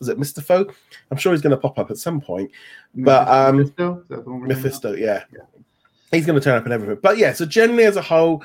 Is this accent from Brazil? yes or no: no; United Kingdom